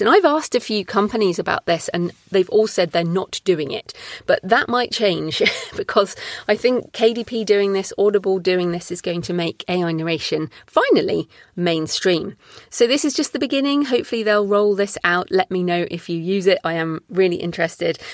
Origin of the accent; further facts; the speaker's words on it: United Kingdom; I'm obviously a British woman